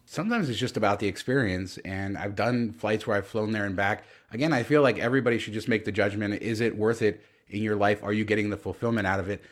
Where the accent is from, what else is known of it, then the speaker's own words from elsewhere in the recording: Southern California, United States; I grew up in Southern California where the beaches were always packed with people.